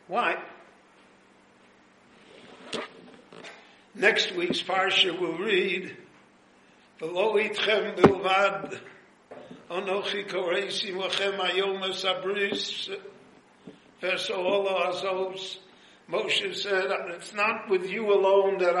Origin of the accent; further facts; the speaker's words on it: United States; now in Jerusalem, Israel; I was born in the United States of America